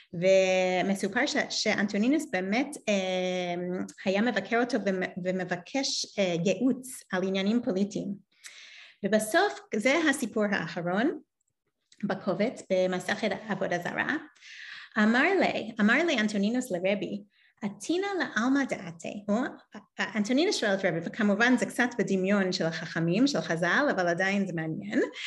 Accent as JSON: {"language": "Hebrew", "region": "New York", "country": "United States", "tie": "born or raised there", "moved": "yes", "lives_now": "Israel"}